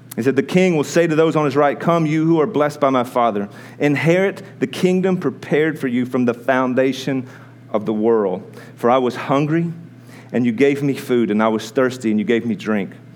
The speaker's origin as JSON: {"language": "English", "country": "United States", "said": "American people"}